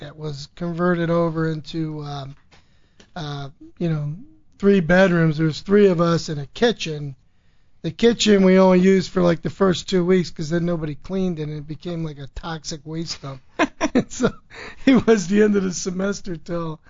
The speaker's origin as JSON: {"language": "English", "town": "Bethlehem", "region": "Pennsylvania", "country": "United States", "tie": "born or raised there", "said": "born and bred in Bethlehem, Pennsylvania"}